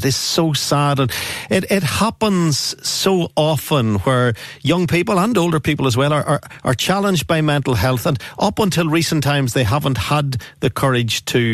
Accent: Northern Ireland, United Kingdom; we're from Northern Ireland

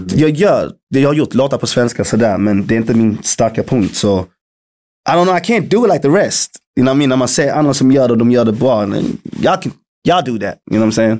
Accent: Malmö, Skåne, Sweden; moved away; also born or lived in London; Att jag är född och uppvuxen i Malmö

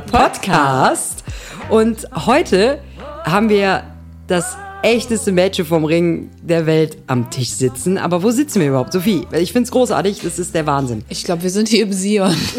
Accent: Unterbergisches Land, North Rhine-Westphalia, Germany; komme halt aus dem Unterbergischen

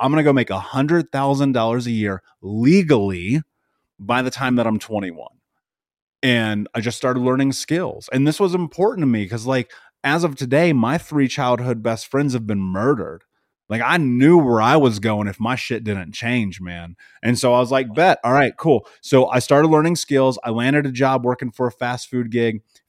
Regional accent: Indianapolis, Indiana, United States; So I grew up in Indianapolis. I grew up in the middle of America.

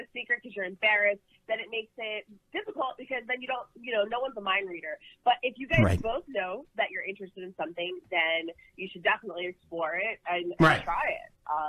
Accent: Philadelphia, Pennsylvania, United States; North Jersey. I grew up in Philadelphia.

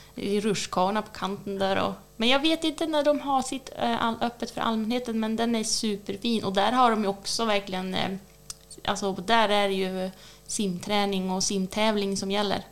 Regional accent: Nyliden, Västernorrland County, Sweden; När jag växte upp i Nyliden också ovanför Björna

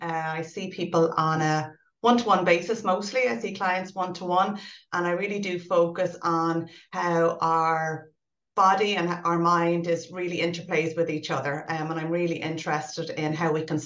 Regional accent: Ireland; we're an Irish society

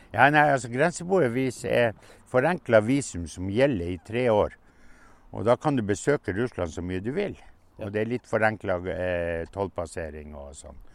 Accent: Pasvik, Finnmark, Norway; Hjemplassen min er en mil lengre nord. Det var den øverste gården som ble brent. Og den hadde far min kjøpt i 42

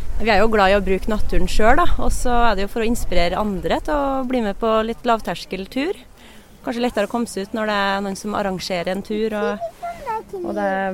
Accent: Oppdal, Trøndelag, Norway; jeg vokste opp og bodde på Oppdal i mange år

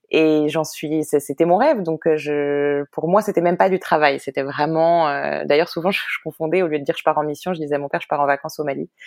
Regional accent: Paris, Île-de-France, France; moved away as an adult; also born or lived in Israel; now in New York, United States; née, j'ai grandi à Paris, j'ai fait des études à Paris.

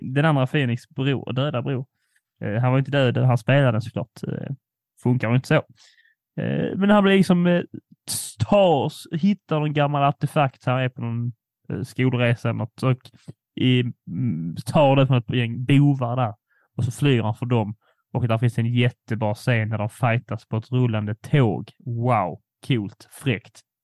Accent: Poland; jag är polack

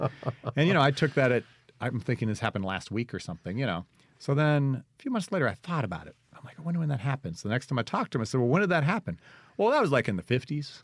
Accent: Ohio, United States; also born or lived in St. Louis, Missouri; now in Clarksdale, United States; I'm originally from Ohio

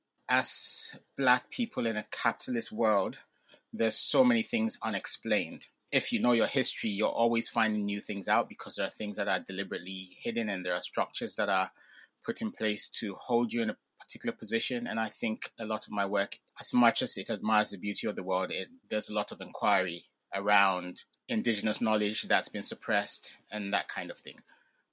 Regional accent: England, United Kingdom; born there; first language Ga; So I grew up pretty much bilingual. So my parents spoke Ga with me at home. And because I was born in England, outside of the home and on TV, there was English.

